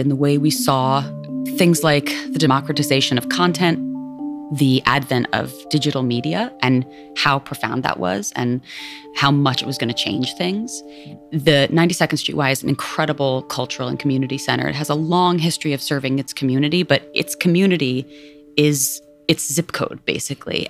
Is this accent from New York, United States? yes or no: yes; New York, United States; also born or lived in India; I was raised in the Lower East Side and the East Village